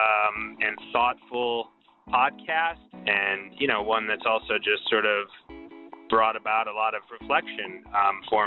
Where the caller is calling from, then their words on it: Boston, Massachusetts, United States; I'm from Boston, Massachusetts